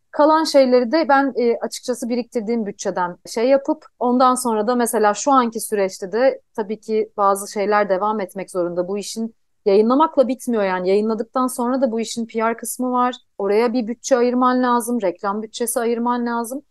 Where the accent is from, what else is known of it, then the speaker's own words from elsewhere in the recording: Istanbul, Turkey; also born or lived in Yalova; ben aslında ilkokulu İstanbul'da okudum ama liseyi Yalova'da okudum. Ben e, Yalovalıyım iki taraftan da anne babadan da.